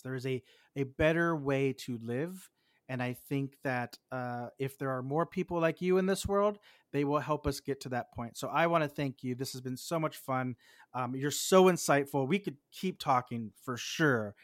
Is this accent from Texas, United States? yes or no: yes; Texas, United States; I'm from Texas